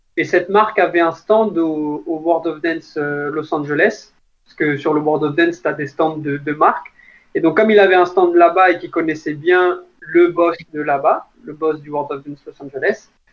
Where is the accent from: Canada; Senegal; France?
France